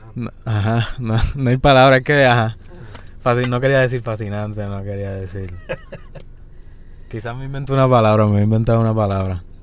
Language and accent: Spanish; Yauco, Puerto Rico; also born or lived in Guayanilla; Yo nací en Yauco.